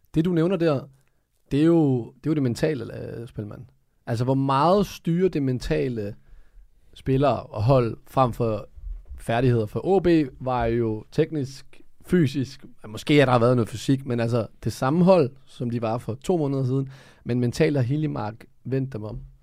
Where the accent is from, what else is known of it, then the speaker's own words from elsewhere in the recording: Funen, Southern Denmark, Denmark; moved away as an adult; now in Copenhagen, Denmark; jeg har kun boet i København i fire år, så jeg er stadig, jeg er Fynbo.